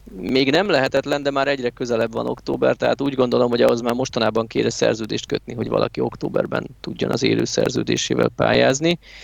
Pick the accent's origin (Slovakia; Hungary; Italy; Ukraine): Hungary